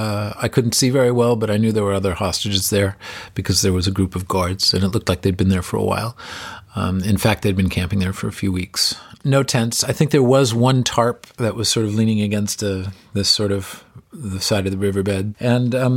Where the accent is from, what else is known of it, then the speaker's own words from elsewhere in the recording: United States; as an American